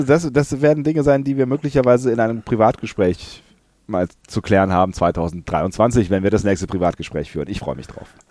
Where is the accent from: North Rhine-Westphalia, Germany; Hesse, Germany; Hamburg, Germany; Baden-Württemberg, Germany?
North Rhine-Westphalia, Germany; near Langerwehe, near Aachen; moved away; Langerwehe, nah an meiner alten Heimat